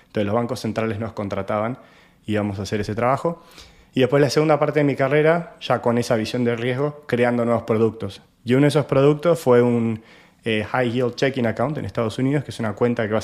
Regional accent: Argentina; yo soy argentino y como ya sabrán, nuestra economía hace más de, más de 10 años que está con muchas restricciones

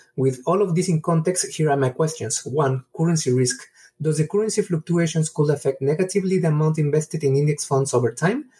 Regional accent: Mexico; English is a second language; from Mexico

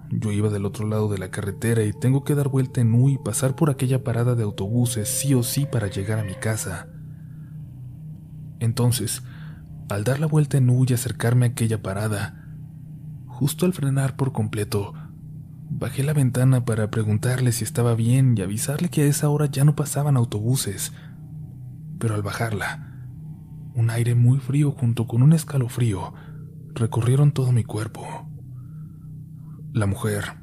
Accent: Celaya, Guanajuato, Mexico; Soy de Celaya, Guanajuato, una ciudad que actualmente pareciera que se encuentra en guerra entre la Guardia Nacional y dos carteles muy fuertes de México

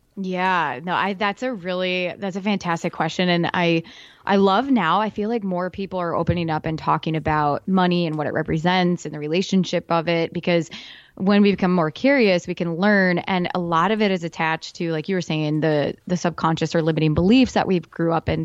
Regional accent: Iowa, United States; I'm from Iowa

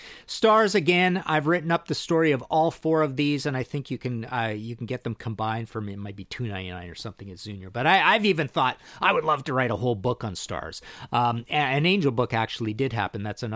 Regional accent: Trail, British Columbia, Canada; I'm from Trail, BC, so I went down to Spokane, Washington.

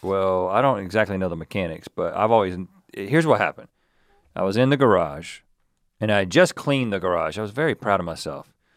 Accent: North Carolina, United States; growing up in North Carolina

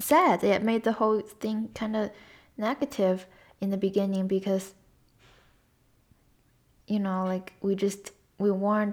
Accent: China; moved away; growing up in China and then living here

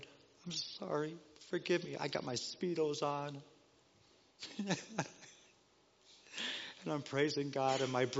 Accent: Denver, Colorado, United States; also born or lived in Los Angeles, California; Growing up in Denver, Colorado

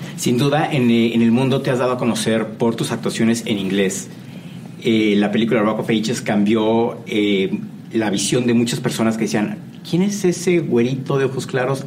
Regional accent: Mexico; como mexicano

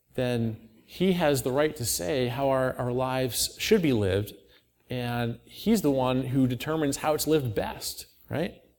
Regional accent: Auburn, New York, United States; I grew up in Auburn, not too far away

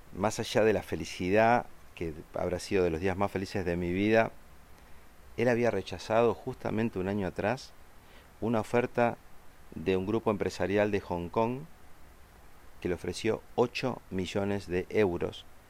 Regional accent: Argentina; los argentinos amamos tanto, tanto incondicionalmente a Diego Maradona

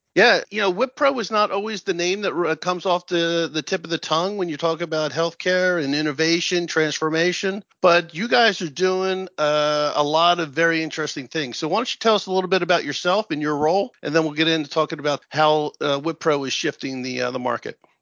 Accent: Princeton, New Jersey, United States; I'm from New Jersey

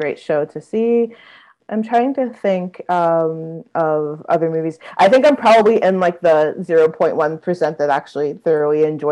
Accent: Cherry Hill, New Jersey, United States; I'm from Cherry Hill, New Jersey, so I'm from Philly

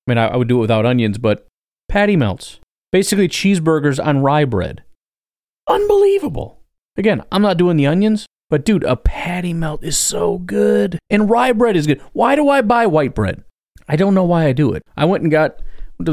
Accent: Illinois, United States; I'm from Illinois.

